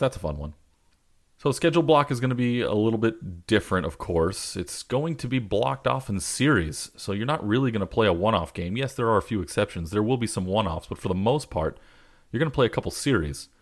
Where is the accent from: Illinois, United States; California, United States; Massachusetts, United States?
California, United States; Southern; also born or lived in Boston; I'm from Southern California